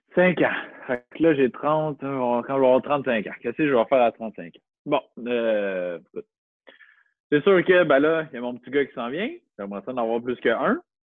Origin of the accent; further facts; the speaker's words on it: Montreal, Quebec, Canada; moved away as an adult; also born or lived in North Shore (Rive-Nord), Quebec; now in Rive-Nord, Canada; Je viens de Montréal. Je suis né à Montréal. J'ai vécu 23 ans à Montréal.